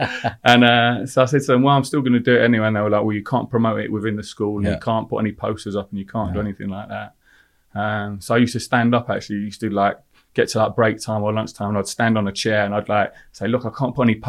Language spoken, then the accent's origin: English; Leicester, East Midlands, United Kingdom; I grew up in Leicester.